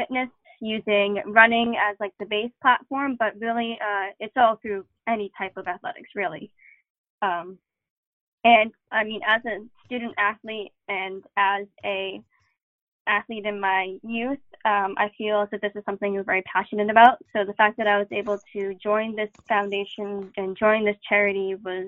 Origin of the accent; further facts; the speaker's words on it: Boston, Massachusetts, United States; growing up in Boston, you watch the marathon